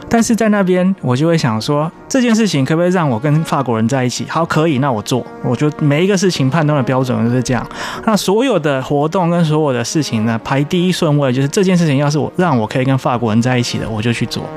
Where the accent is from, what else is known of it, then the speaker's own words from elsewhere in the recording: Taiwan; 一般我们台湾人讲英文字母的方法